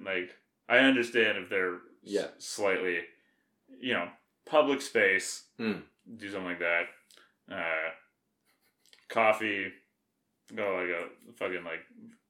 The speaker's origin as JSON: {"language": "English", "region": "Alberta", "country": "Canada", "said": "I'm from Alberta, yeah."}